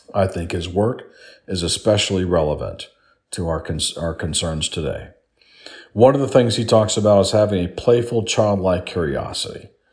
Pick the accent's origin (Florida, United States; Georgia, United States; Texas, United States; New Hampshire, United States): Florida, United States; South; I grew up in South Florida